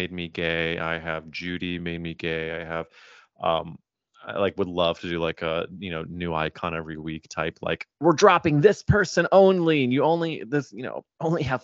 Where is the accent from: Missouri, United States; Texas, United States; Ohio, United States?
Missouri, United States; I'm growing up in Missouri where like I knew maybe one gay person